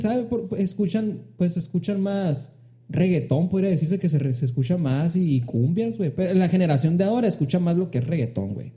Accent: Hermosillo, Sonora, Mexico; Hermosillo, que es de donde soy

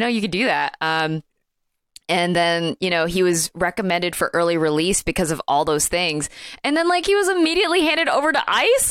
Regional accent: Alabama, United States; I am from Alabama

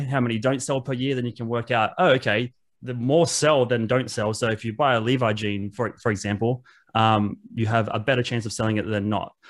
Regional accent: Wollongong, New South Wales, Australia; I grew up in Wollongong

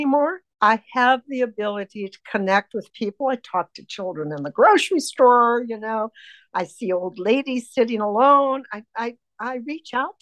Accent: United States; I was raised in United States of America

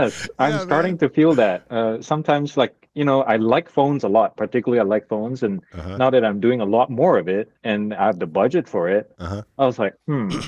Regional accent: Malaysia; moved away as an adult; also born or lived in Abilene, Texas / Singapore; now in United States; coming from Malaysia, I speak four languages, and even though I grew up speaking English, when I try to talk, I translate it.

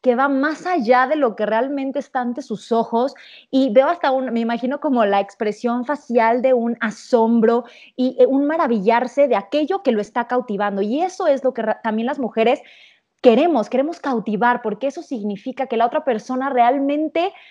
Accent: Cancún, Quintana Roo, Mexico; yo que crecí en Cancún, la esquiada y todo esto.

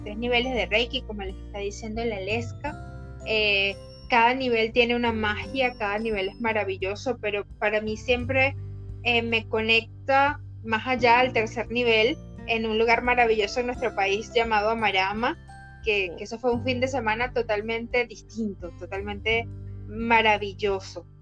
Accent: Valencia, Carabobo, Venezuela; moved away as an adult; now in Argentina; somos de Valencia, Venezuela, que estamos en Ecuador, en Argentina

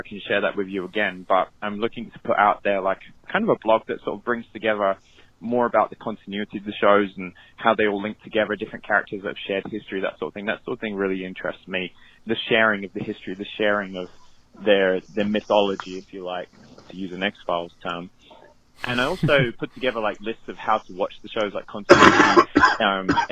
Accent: United Kingdom; now in Florida, United States; I was born in Europe. I'm from the UK

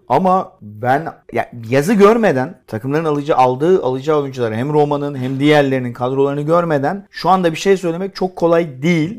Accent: Istanbul, Turkey; Burada doğdum da bunun. Göztepe Kadıköy.

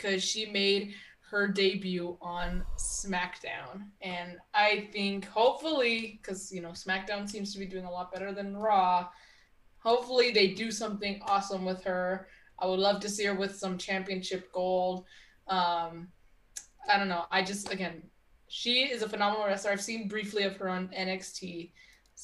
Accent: Texas, United States; I'm from Texas

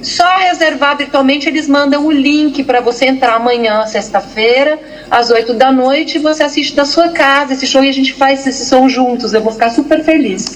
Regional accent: São Paulo, Brazil; sou paulistana e estou aqui, enfurnada aqui

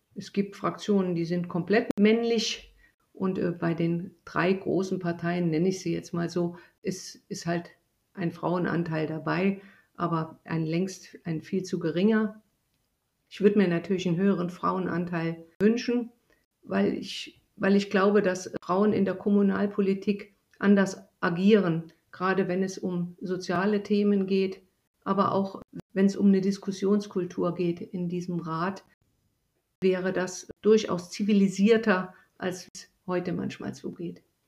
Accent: East Germany, Germany; moved away; Ich stamme ja aus Ostdeutschland

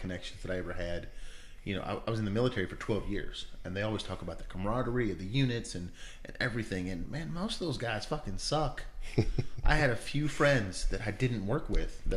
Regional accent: Kentucky, United States; accent: hillbilly; I'm from Kentucky

